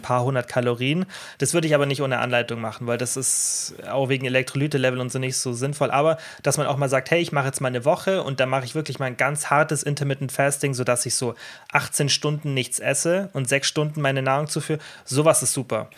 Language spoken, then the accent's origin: German; Allgäu, Bavaria, Germany; bei uns im Allgäu